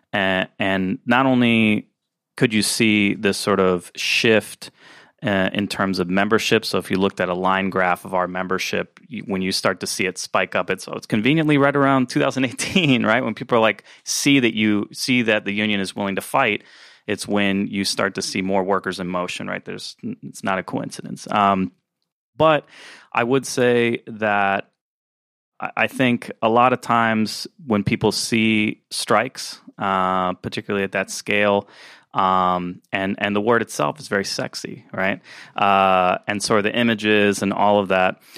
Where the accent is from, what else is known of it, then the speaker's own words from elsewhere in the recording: Florida, United States; now in North Carolina, United States; in Florida, uh, my home state